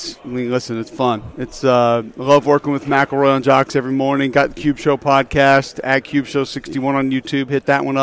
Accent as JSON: {"language": "English", "town": "Homewood", "region": "Alabama", "country": "United States", "tie": "born or raised there", "said": "I grew up in Homewood, which is, I live there now. It's an amazing place, a suburb of Birmingham."}